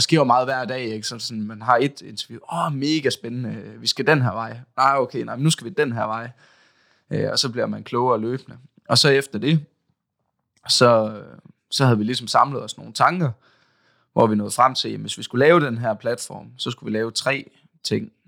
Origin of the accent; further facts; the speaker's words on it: Aalborg, North Denmark Region, Denmark; jeg kommer også her fra Aalborg